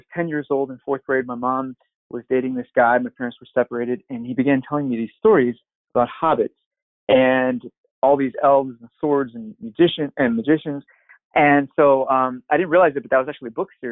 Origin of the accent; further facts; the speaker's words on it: St. Louis, Missouri, United States; now in California, United States; I come from St. Louis, Missouri, and my background is similar to Joe's, where I grew up watching these cartoons.